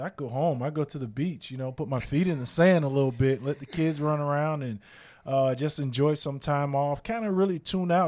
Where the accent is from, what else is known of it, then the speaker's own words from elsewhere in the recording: South Florida, United States; moved away; I grew up again in South Florida where it rained nearly every day